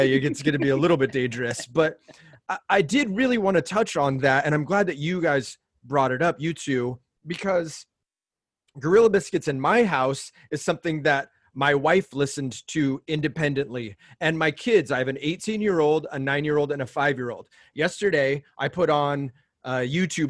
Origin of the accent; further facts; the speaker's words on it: Orange County, California, United States; I grew up in Orange County, California